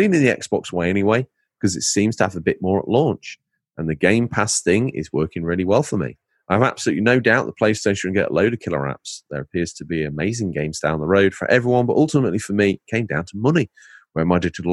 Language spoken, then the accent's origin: English; Lincolnshire, East Midlands, United Kingdom; accent: Lincolnshire; now in United States; I'm from Lincolnshire. I'm pretty much an English cowboy